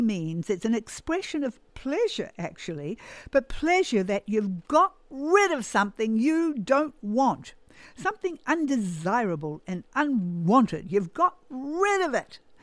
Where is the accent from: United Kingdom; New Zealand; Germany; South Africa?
New Zealand; moved away; I grew up in New Zealand